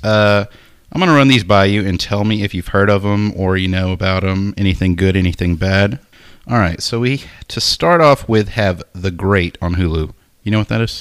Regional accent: Nacogdoches, Texas, United States; being from Nacogdoches

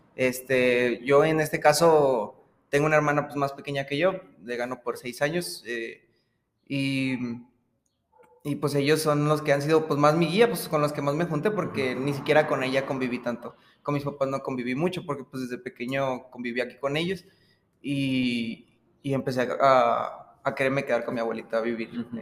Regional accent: Aguascalientes, Mexico; soy de aquí de Aguascalientes

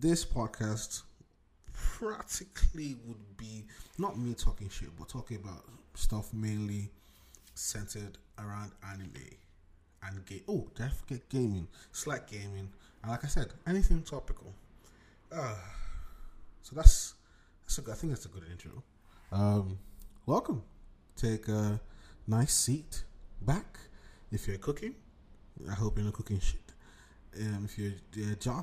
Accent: Nigeria; also born or lived in Lagos, Nigeria / Abuja, Nigeria; now in United Kingdom; I come from Nigeria. I was born in Abuja, raised in Lagos. Lasgidi the grinding. Raised in Lagos and Abuja, back and forth

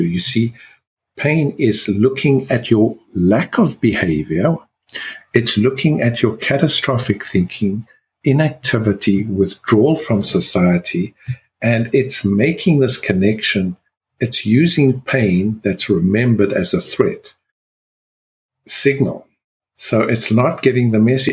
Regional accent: South Africa; being South African born

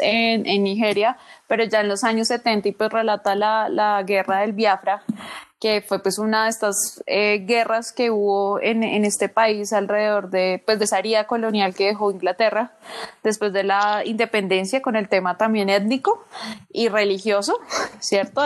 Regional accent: Colombia; moved away; yo era colombiana

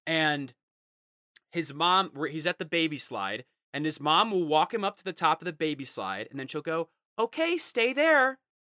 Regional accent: United States; I'm American

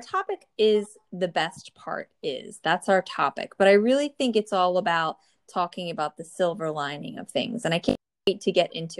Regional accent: New Jersey, United States; born or raised there

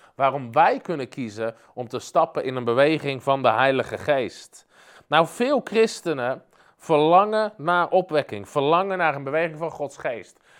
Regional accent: Netherlands; als Nederlanders

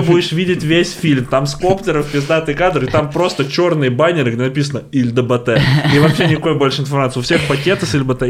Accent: Volgograd, Volgograd Oblast, Russia; я из Волгограда, это рядом с Воронежем, там у нас челноки постоянно есть

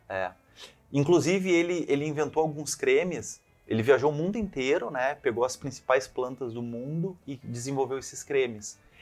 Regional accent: Santa Cruz do Sul, Rio Grande do Sul, Brazil; moved away as an adult; also born or lived in Pelotas / Caxias do Sul / Italy; a gente saiu de Pelotas, eu tinha 6 anos, aí dos 6 aos 13 a gente ficou em Santa Cruz do Sul

